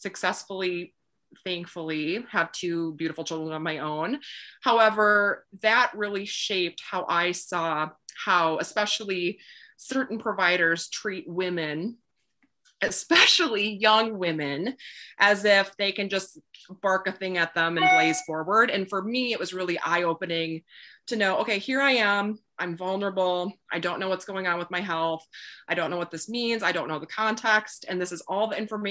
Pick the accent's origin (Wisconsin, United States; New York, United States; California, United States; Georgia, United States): Wisconsin, United States; moved away; I grew up in Wisconsin, kind of in the middle of nowhere a little bit